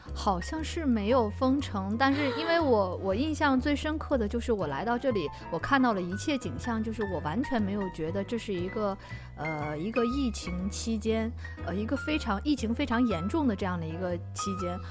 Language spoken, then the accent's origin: Chinese; China; moved away as an adult; now in Amsterdam, Netherlands; 因为我是中国人